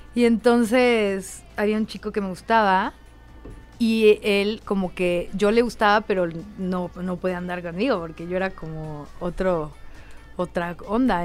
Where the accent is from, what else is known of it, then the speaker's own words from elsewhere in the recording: Satélite, State of Mexico, Mexico; also born or lived in Colonia Roma, Mexico City / La Herradura, State of Mexico; crecí, es que eh, la que me crió básicamente fue mi tía, porque mis papás trabajaban mucho. A mis papás los veía los fines de semana. Eh, pero un tiempo vivimos todos juntos, tía, todo, todo. Sateluca, fui a la Maddox